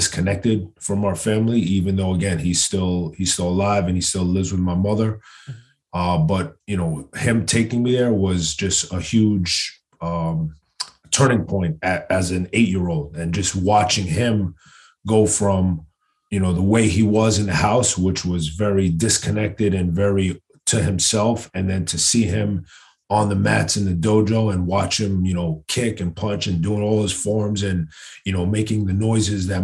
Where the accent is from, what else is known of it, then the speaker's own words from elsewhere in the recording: New York City, New York, United States; growing up in Queens